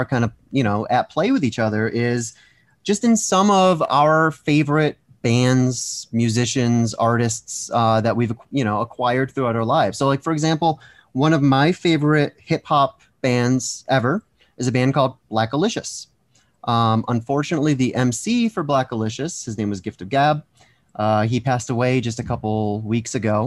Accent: East Coast, United States; I grew up on the East Coast

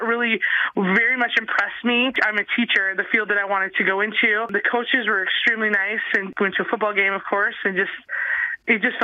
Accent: South Dakota, United States; I'm from South Dakota

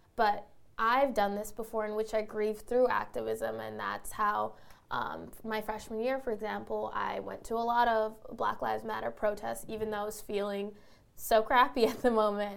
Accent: the Bay Area, California, United States; moved away as an adult; now in New York City, United States; I grew up in the Bay Area and then ended up uh, in a New York City school

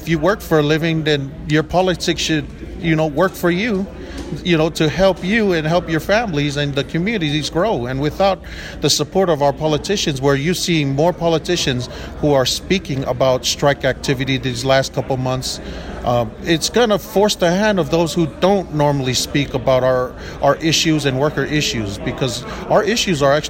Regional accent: North Texas, United States; I'm from North Texas, and North Texas and the state of Texas can claim me for all that matters

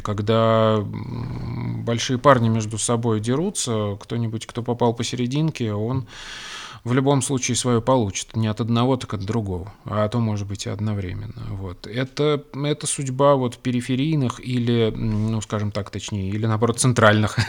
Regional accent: Russia; я родился в России

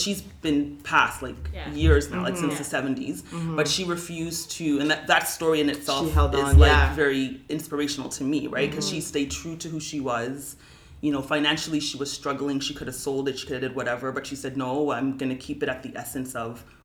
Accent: Toronto, Ontario, Canada; I grew up in Galloway, which is an economically challenged area.

